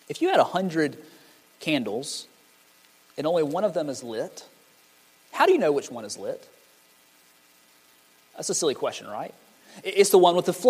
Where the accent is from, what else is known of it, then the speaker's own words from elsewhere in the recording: Montgomery, Alabama, United States; now in Brewton, United States; I'm from Montgomery, Alabama.